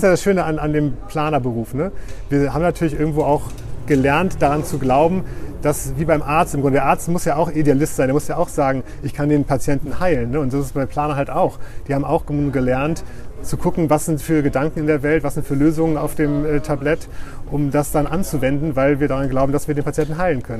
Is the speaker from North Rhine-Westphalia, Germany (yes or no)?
no; Oldenburg, Lower Saxony, Germany; moved away as an adult; also born or lived in Heidelberg / Berlin; now in Bremen, Germany; als Oldenburger